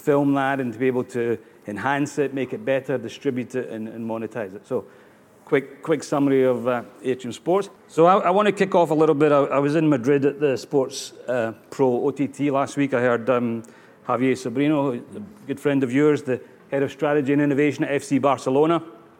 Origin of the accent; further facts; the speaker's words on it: Australia; accent: Scottish; despite the Italian name and the Scottish accent, I'm actually Australian. So I live in Sydney